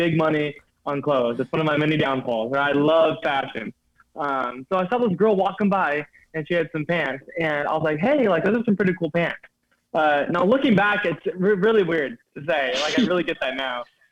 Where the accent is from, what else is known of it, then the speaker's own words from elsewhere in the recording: California, United States; I'm from California